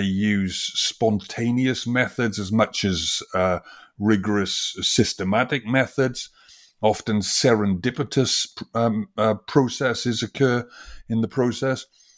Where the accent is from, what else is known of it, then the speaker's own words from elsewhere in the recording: Wales, United Kingdom; I come from originally from Wales, from the industrial valleys of Wales, and it was a very industrial valley.